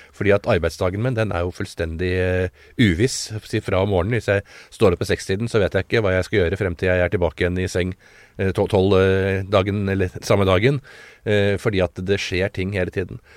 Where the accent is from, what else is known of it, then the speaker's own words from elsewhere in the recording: Oslo, Norway; født, på, på Smestad og beveget meg rundt på Smestad i uh, Oslo gjennom alle år